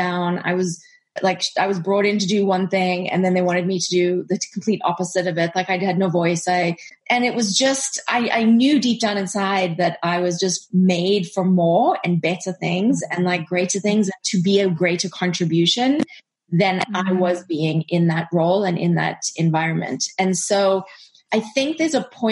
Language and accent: English; South Africa; moved away; also born or lived in United States; we are both South African, just like you, and we were living abroad